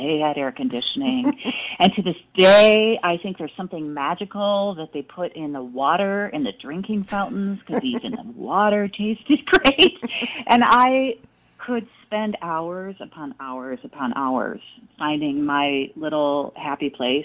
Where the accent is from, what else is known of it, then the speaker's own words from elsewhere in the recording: Richfield, Minnesota, United States; I grew up in Richfield, Minnesota, a suburb of the Twin Cities